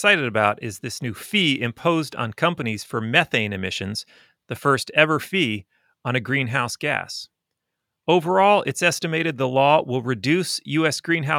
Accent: California, United States; Yay, California. Shout out to my home state.

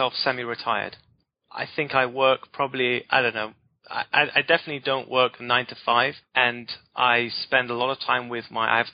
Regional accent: United Kingdom; I'm British

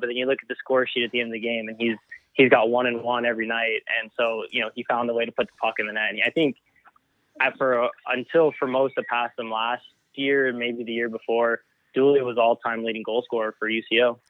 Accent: El Paso, Texas, United States; moved away as an adult; now in Edmond, United States; El Paso is predominantly Hispanic culture. Um, and I grew up

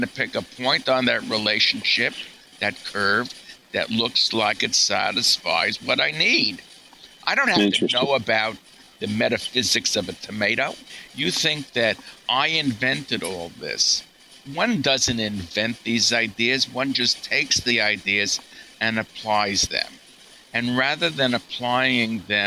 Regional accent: New York, United States; I'm a New Yorker.

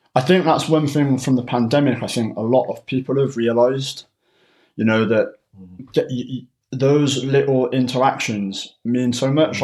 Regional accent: Cheltenham, South West England, United Kingdom; moved away as an adult; now in North East England, United Kingdom; I'm originally from Cheltenham, but I moved up to the northeast in 2007 um, to come to university.

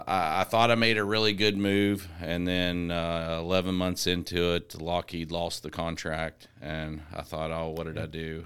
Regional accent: Petersburg, West Virginia, United States; also born or lived in North Carolina; Yeah, so I'm originally from outside of Petersburg, a little small town, Eastern Panhandle. I was born in North Carolina, but my dad was military, so he moved me all over God's creation.

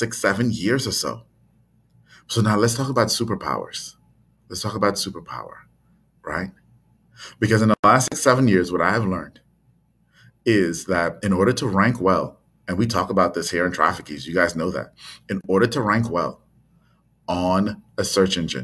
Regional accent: Trinidad & Tobago; born or raised there

